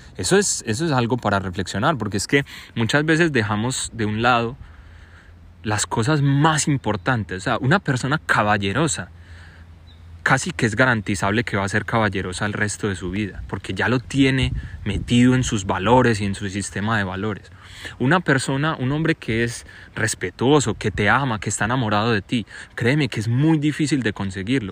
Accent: Colombia; yo soy colombiano y mi papá es colombiano

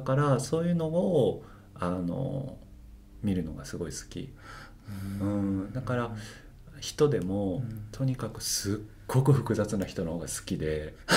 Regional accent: Osaka, Japan; also born or lived in Amagasaki; ともと出身大阪です

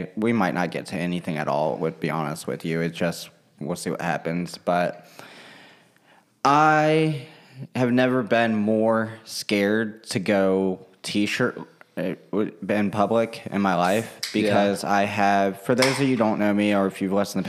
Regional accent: Russia; born there; my heritage was important to me in that sense that I'm adopted from Russia, and I didn't want to lose that part of me.

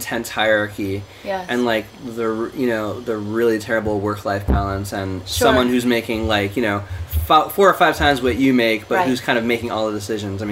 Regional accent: East Coast, United States; also born or lived in Portland; now in New York, United States; my partner and I moved to New York, cause we're both from the East Coast originally

